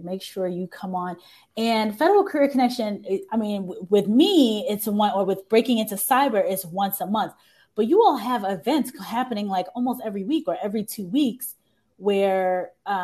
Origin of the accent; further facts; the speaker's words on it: New York, United States; now in Washington, D.C., United States; I'm from New York, and I didn't know many people in the military in New York.